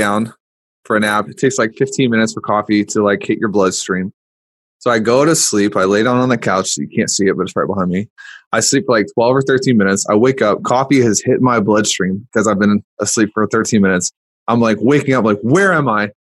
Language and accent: English; Louisiana, United States; also born or lived in Missouri; now in Nashville, United States; I grew up in Louisiana and then spent part of my life in Missouri.